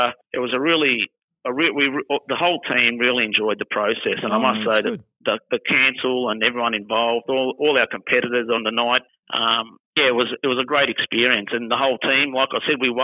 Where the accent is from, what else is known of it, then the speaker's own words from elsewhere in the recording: Werribee, Victoria, Australia; born and bred in Werribee